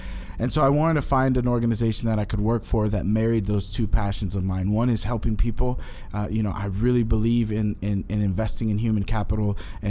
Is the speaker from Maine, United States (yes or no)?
no; Katy, Texas, United States; also born or lived in New York City; So, I was born in New York City. My family, we moved from New York to middle of nowhere, Texas, a little town called Katy, Texas.